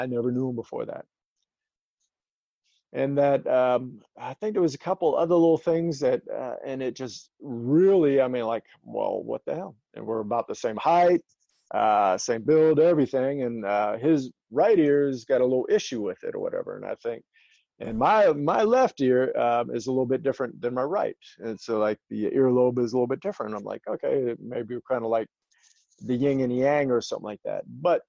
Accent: Charleston, South Carolina, United States; I'm from James Island too.

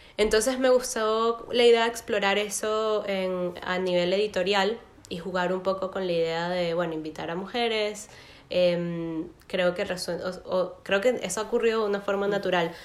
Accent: Caracas, Capital District, Venezuela; moved away as an adult; now in Berlin, Germany; vivo en Berlín, pero soy de Caracas, estudié letras en la Universidad Central de Venezuela

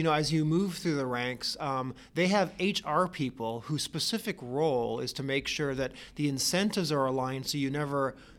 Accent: Canada; moved away as an adult; now in United States; I'm from Canada originally and find myself now in the U.S.

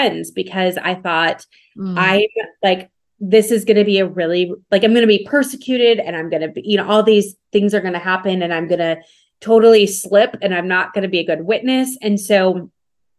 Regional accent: Minnesota, United States; I grew up in the North. I grew up in Minnesota

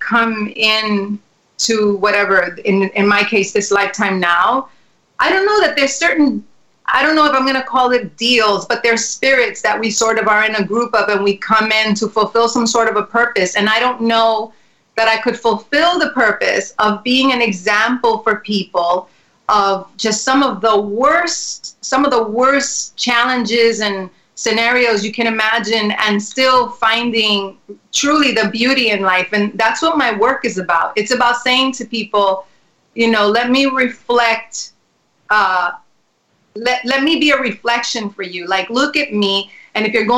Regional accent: New York City, New York, United States; also born or lived in Spanish Harlem; I was born there, and I was raised in the South Bronx when it was the burning times.

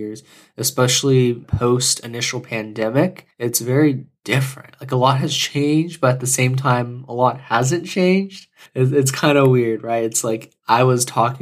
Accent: Houston, Texas, United States; moved away as an adult; also born or lived in Austin, Texas; now in Bay Area, United States; I grew up in Houston and pretty much a Texas boy all my life

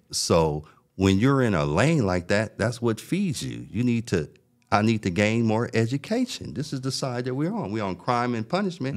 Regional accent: Los Angeles, California, United States; I grew up in South Central Los Angeles

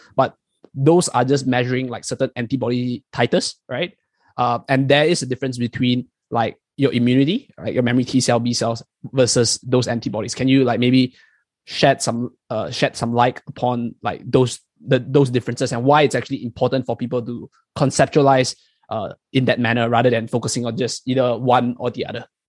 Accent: Malaysia; moved away as an adult; now in New Zealand; I'm from Malaysia, so I'm in. I mean, Chong and I were both from Malaysia, but I came here uh, much later to, to New Zealand to do my PhD

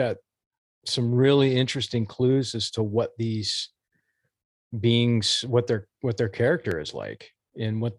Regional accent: Portland, Oregon, United States; growing up in the Portland area

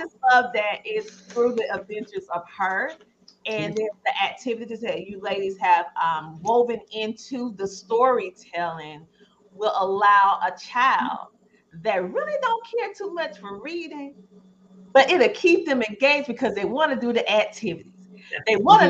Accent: United States; we're African-American, but we're from the United States, so we have a different perspective.

